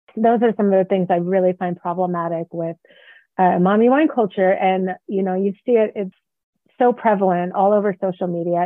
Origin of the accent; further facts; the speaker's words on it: the Bay Area, California, United States; now in Reno, United States; I live in Reno, Nevada, and I grew up in the Bay Area